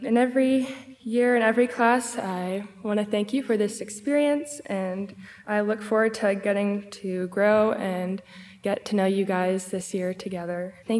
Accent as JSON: {"language": "English", "town": "Akron", "region": "Ohio", "country": "United States", "said": "I'm from Akron, Ohio."}